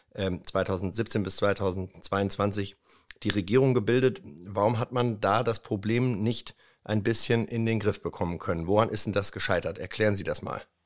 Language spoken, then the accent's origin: German; Celle district, Lower Saxony, Germany; ursprünglich wohnhaft im Kreis Celle, aus dem ich auch stamme